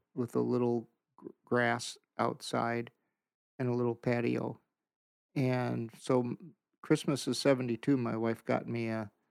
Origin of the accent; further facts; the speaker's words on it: Green Bay, Wisconsin, United States; Green Bay.